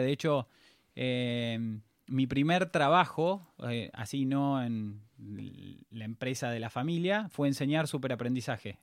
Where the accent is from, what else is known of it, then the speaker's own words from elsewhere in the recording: Pilar, Buenos Aires Province, Argentina; yo nací en Pilar, provincia de Buenos Aires, antes de que Pilar fuese Pilar